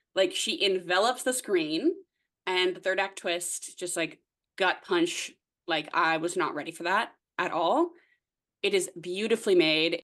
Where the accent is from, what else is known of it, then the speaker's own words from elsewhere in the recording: Nova Scotia, Canada; moved away as an adult; now in Toronto, Canada; I'm originally from the East Coast of Canada, Nova Scotia, if you will. Uh, but I live in Toronto now.